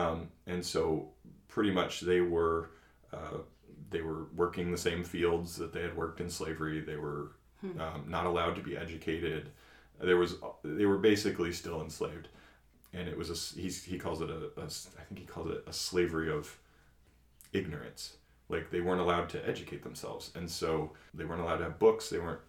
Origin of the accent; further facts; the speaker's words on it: Maine, United States; also born or lived in Massachusetts; I'm a corn-fed white boy from, you know, I grew up in Maine and Massachusetts, and, you know, not a very diverse community.